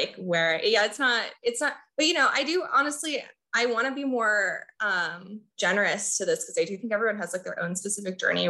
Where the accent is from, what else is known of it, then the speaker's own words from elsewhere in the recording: Corpus Christi, Texas, United States; also born or lived in Mexico; now in Austin, United States; I spent most of my time in my hometown of Corpus and I moved to Austin